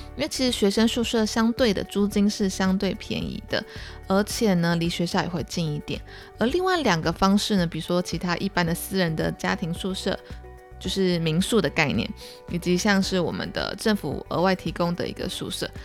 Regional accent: Taiwan; 我会准备一些像是台湾特色的一些小礼物啊，明信片啊，去作为跟当地学生的一些交流、交换，友好交换。然后也可以让大家知道说，哦，我来自哪里呀，然后或是我当，我，我家乡的东西

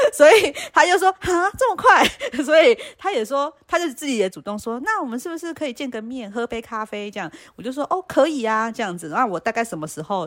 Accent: Taiwan; 我们就是台湾人不会想说要

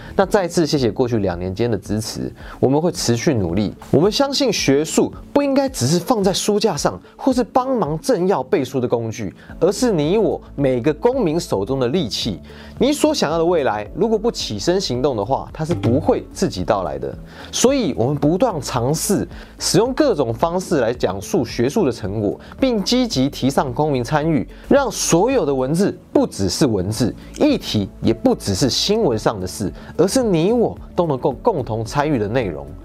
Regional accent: Taiwan; 我们是台湾人

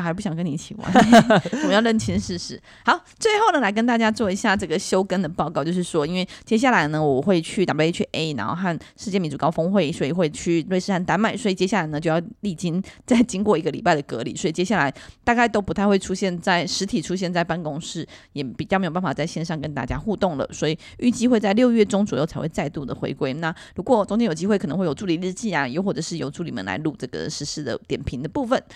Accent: Miaoli County, Taiwan; 我是苗栗人

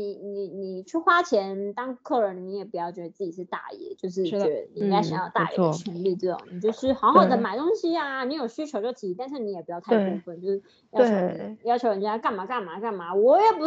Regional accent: Ho Chi Minh City, Vietnam; Chinese is a second language; now in Taiwan; 我是来自越南胡志明市的 … ，我很喜欢看台湾的电视

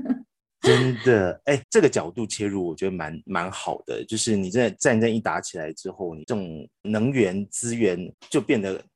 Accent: Taiwan; 我们台湾人

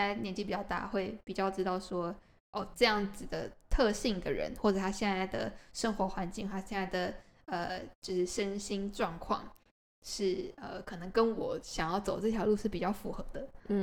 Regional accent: Taiwan; also born or lived in United States; now in Japan; 那我就也只能回台湾啦

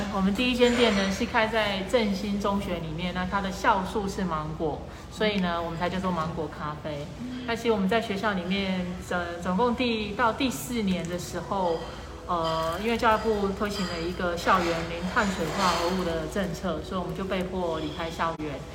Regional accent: Kaohsiung, Taiwan; also born or lived in Yunlin; 我自己本身是高雄人，然后我也是在高雄念书，然后我老公他们其实也是从，从小都是生活在高雄

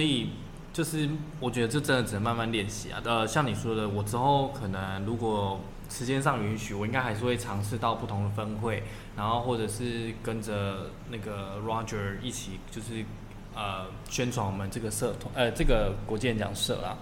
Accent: Taiwan; 我不能批评台湾的教育体制啊

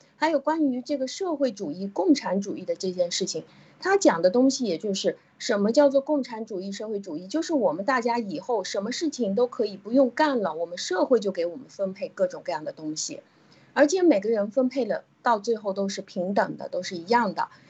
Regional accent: China; 我们中国人是，和其他的国家比起来，是会很容易看得到我们的贪的

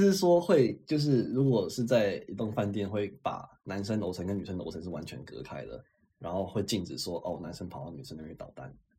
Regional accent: Taiwan; 我是台湾人

